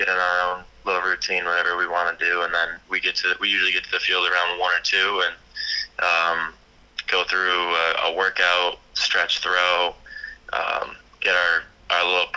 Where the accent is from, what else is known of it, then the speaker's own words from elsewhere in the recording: Finger Lakes, New York, United States; I transferred to Finger Lakes, which was actually in my hometown, so I got to commute and stay with my family